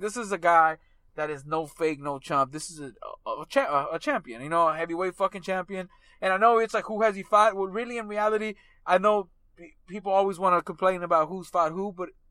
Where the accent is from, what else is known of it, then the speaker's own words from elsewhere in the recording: United States; as an American